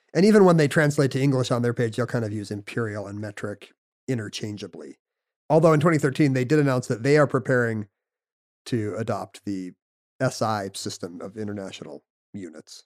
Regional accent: United States; we're from America

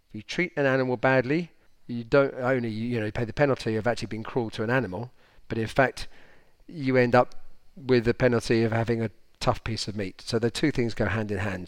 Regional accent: United Kingdom; now in France; us Brits

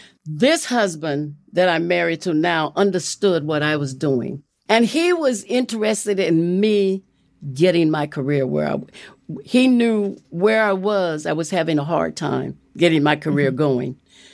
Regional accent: Los Angeles, California, United States; moved away as an adult; now in Rockland County, New York, United States; I was born and raised in Los Angeles.

